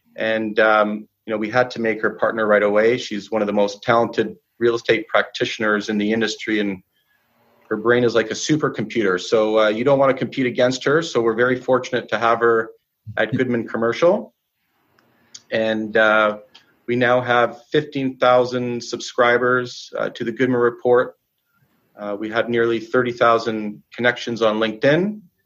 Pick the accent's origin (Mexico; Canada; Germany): Canada; Vancouver, British Columbia; I was born and raised in Vancouver.